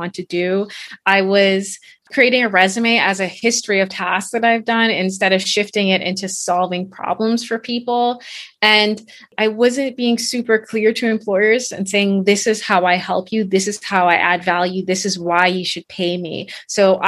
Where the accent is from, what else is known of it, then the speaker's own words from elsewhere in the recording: Bahamas; moved away as an adult; also born or lived in Canada; I am originally from the Bahamas.